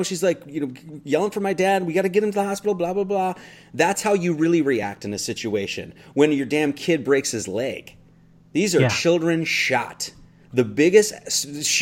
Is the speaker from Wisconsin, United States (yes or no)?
yes; Monroe, Wisconsin, United States; born or raised there